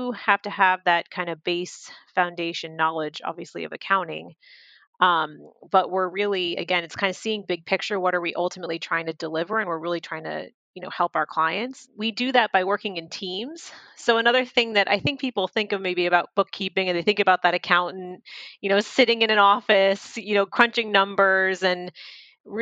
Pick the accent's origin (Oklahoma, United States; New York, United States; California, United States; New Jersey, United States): New Jersey, United States; I am from New Jersey, a Jersey girl